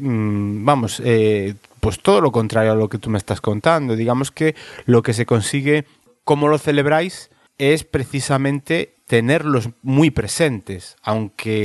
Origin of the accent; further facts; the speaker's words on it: Galicia, Spain; de donde soy yo, en Galicia